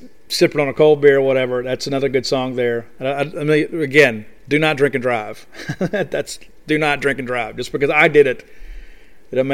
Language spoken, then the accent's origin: English; Columbia, Mississippi, United States; I grew up in Columbia, Mississippi, town of about 6,500 people